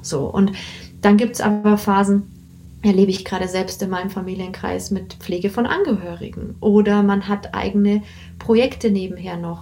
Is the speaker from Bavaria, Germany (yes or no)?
yes; Bavaria, Germany; ich bin in Bayern also aufgewachsen